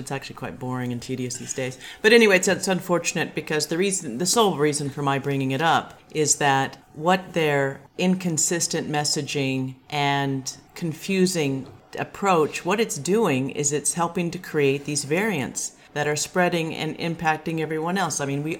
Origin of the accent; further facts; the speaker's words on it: Seattle, Washington, United States; also born or lived in California; I'm from California, but I grew up in Seattle